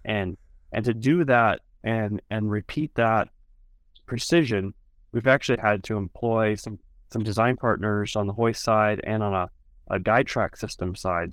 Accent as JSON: {"language": "English", "region": "South Dakota", "country": "United States", "tie": "born or raised there", "said": "growing up in South Dakota"}